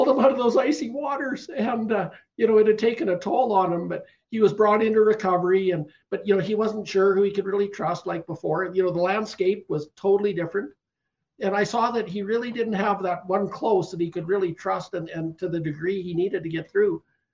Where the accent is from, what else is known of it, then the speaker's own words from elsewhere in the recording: Canada; I'm a Canadian